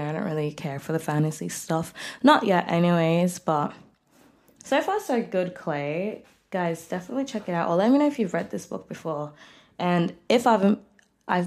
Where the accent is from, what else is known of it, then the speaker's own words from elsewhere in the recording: Melbourne, Victoria, Australia; I'm 23 years old, and I'm from Melbourne, Australia.